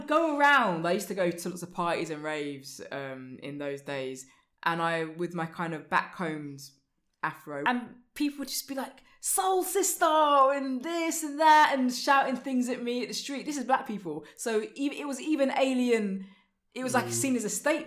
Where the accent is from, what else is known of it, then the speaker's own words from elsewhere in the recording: London, United Kingdom; I grew up in East Finchley.